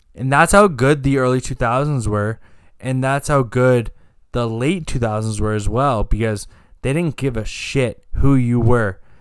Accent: Canada; we're Canadian.

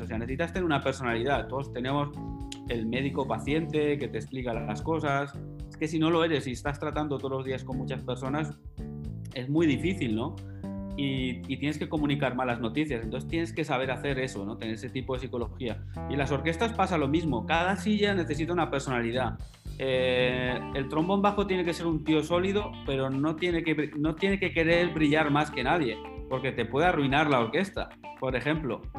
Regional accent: Alcañiz, Aragon, Spain; estando en Alcañiz, en mi pueblo natal

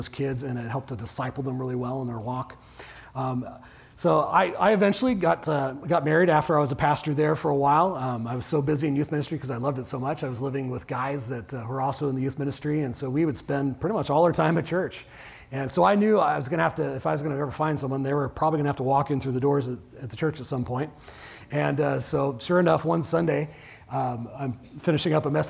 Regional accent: Orange County, Southern California, United States; moved away; I grew up in Orange County in Southern California.

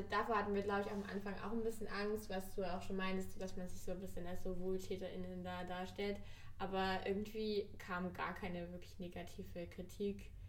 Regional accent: Mannheim, Baden-Württemberg, Germany; moved away as an adult; now in Berlin, Germany; Leo und ich kommen aus Mannheim ursprünglich.

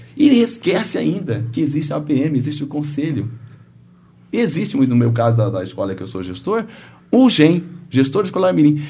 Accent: Brazil; lá em Autônia, onde é a minha terra natal

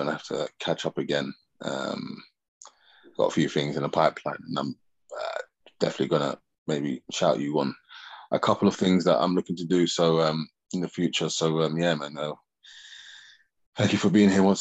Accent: England, United Kingdom; I'm from England, we say EZ in it.

